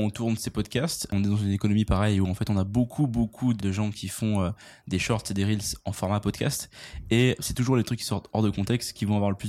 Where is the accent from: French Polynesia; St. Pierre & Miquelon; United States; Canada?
United States; Je suis américain, moi.